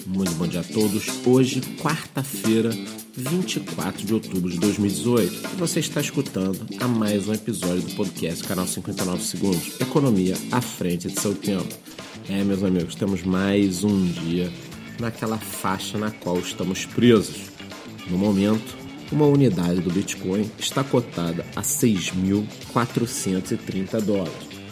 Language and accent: Portuguese; Brazil; nós que somos brasileiros, moramos aqui num local que não tem tanta segurança